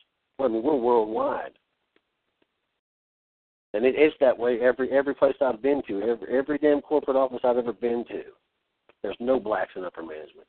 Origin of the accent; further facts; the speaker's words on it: United States; I grew up just outside D.C., man.